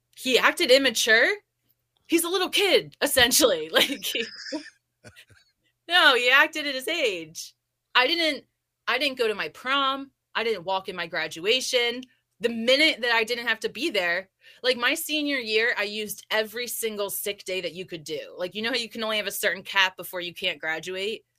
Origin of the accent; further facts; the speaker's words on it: New Jersey, United States; moved away; also born or lived in California; I'm from Jersey